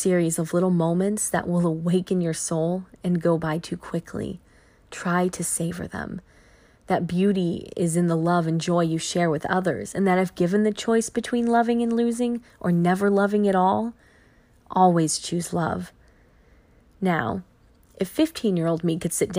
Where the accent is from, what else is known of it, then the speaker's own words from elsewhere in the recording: Fredericksburg, Virginia, United States; moved away as an adult; also born or lived in Milwaukee, Wisconsin; now in Fredericksburg, United States; moved in with my parents in Fredericksburg, Virginia, my hometown